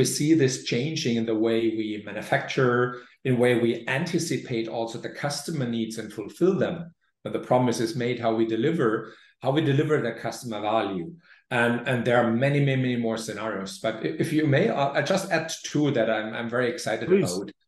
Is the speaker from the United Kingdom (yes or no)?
no; Germany; moved away; my home country, Germany